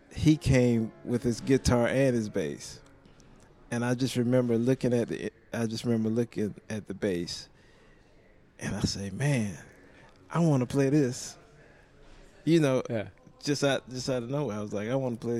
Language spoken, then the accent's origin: English; South Carolina, United States; now in Nashville, United States; I'm from South Carolina